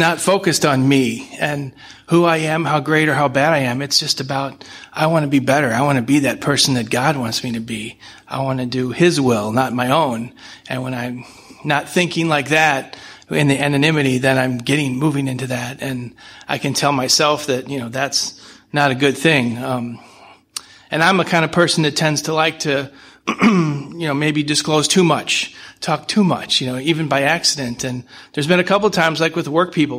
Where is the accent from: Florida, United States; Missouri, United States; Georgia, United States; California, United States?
Missouri, United States; St. Louis; From St. Louis.